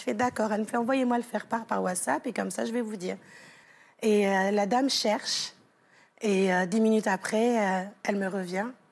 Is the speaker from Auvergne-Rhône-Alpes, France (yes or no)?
no; Versailles, Île-de-France, France; accent: Parisian; moved away as an adult; also born or lived in Costa Rica / United States / Canada / London; now in Ireland; mon petit accent de parisienne